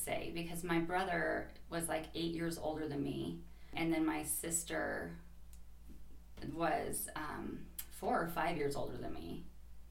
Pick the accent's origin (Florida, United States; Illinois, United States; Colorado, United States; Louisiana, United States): Colorado, United States; Fort Collins; also born or lived in Wellington, Colorado; now in Greeley, United States; I grew up, when I was really little, I was in Wellington, and then my parents divorced, and I was in Fort Collins for quite some time